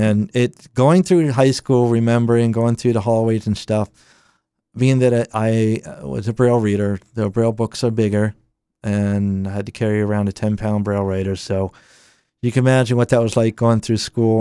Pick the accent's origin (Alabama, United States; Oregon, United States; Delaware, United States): Delaware, United States; Claymont; I, I'm from Claymont, Delaware. I lived in Claymont just about my entire life.